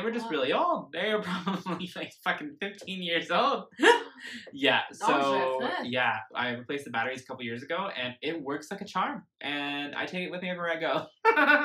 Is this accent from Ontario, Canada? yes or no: no; Lake Country, British Columbia, Canada; also born or lived in Terrace, British Columbia; we moved away from Terrace into Lake Country when I was 5 going on 6.